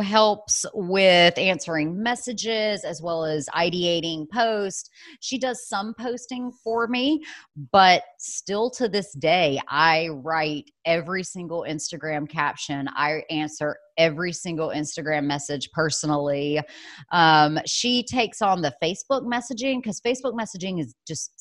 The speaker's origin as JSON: {"language": "English", "region": "the South", "country": "United States", "also_born_or_lived": "New York City / North Carolina", "moved": "yes", "lives_now": "Asheville, United States", "said": "I'm originally from the South, and so I love being down South"}